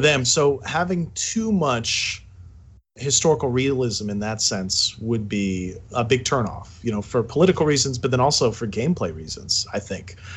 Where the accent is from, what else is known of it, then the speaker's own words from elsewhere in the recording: United States; I'm an American